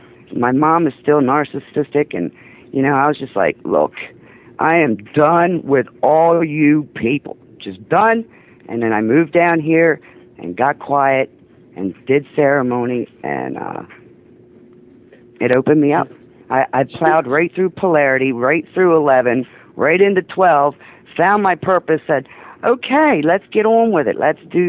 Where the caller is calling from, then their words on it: Delaware, United States; Yeah, a little state called Delaware.